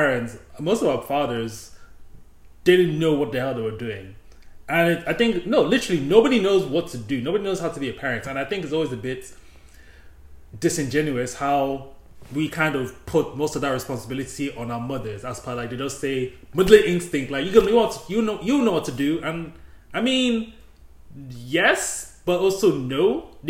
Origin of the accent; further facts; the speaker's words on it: Nigeria; in the Nigerian culture, we just call everybody older than us auntie.